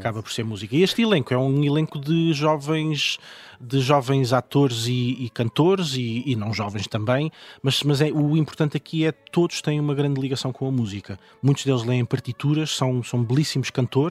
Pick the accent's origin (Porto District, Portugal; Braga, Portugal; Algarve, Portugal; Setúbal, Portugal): Algarve, Portugal; Loulé; now in Lisbon, Portugal; eu sou de Lolé e vivo na Duque de Lolé